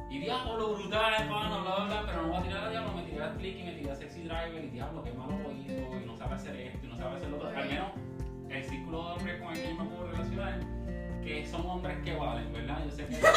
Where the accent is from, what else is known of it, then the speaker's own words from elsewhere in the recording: Puerto Rico; yo, como puertorriqueño, hombre de, de, eh